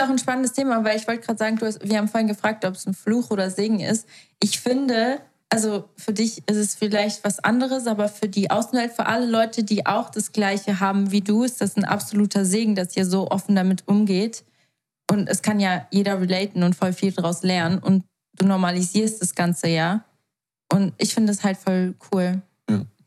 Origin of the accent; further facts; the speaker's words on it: Switzerland; bei uns in der Schweiz gibt es nur die normale kaufmännische EFZ-Ausbildung